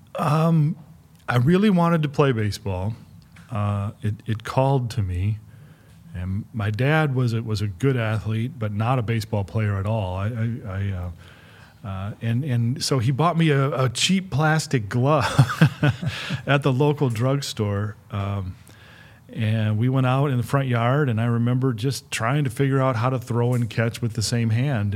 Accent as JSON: {"language": "English", "town": "Flint", "region": "Michigan", "country": "United States", "tie": "born or raised there", "said": "I grew up in Michigan and, and the Midwest"}